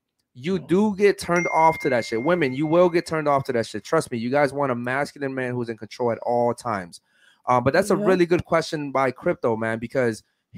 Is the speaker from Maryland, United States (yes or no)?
yes; Baltimore, Maryland, United States; I was raised in Baltimore, Maryland, where there's nothing but violence, drugs, and murder.